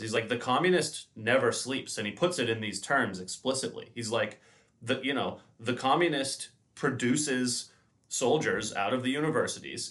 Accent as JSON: {"language": "English", "region": "New York", "country": "United States", "tie": "born or raised there", "moved": "yes", "said": "I was born in New York. I have a ton of family in New York still"}